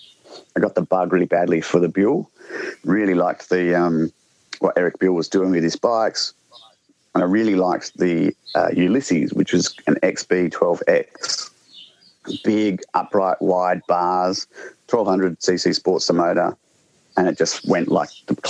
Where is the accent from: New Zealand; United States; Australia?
Australia; South Australia; now in Victoria, Australia; I moved from South Australia to Victoria, which is kind of like changing countries in Australia.